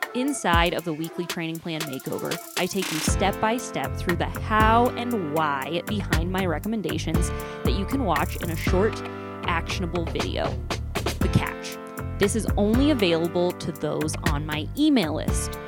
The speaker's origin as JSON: {"language": "English", "region": "Ohio", "country": "United States", "tie": "born or raised there", "moved": "yes", "lives_now": "Utah, United States", "said": "my state right now, I guess it's not my home state, sorry, Ohio"}